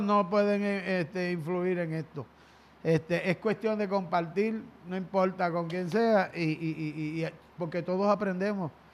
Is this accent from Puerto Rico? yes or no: yes; Salinas, Puerto Rico; yo nací en el pueblito de Salinas, en esa esquina donde aún vivo.